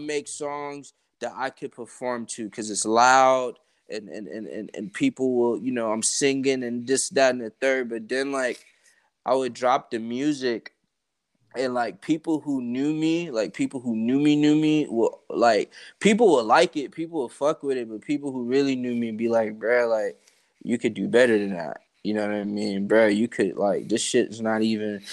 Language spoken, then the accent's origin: English; Atlanta, Georgia, United States; I'm from Atlanta, bro. So I grew up like in Atlanta